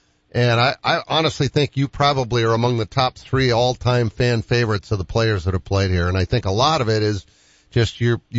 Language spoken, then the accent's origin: English; Boston, Massachusetts, United States; I'm being from Boston.